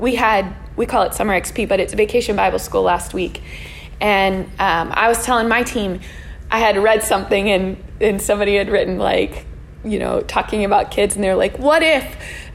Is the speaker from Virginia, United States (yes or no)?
no; Bethel Park, Pennsylvania, United States; moved away as an adult; also born or lived in Oklahoma; I grew up in Bethel Park, the other side of Pittsburgh from here